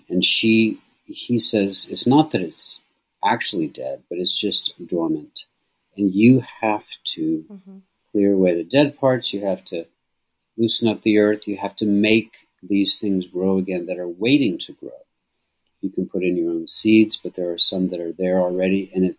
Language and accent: English; Scotland, United Kingdom; I'm Scottish.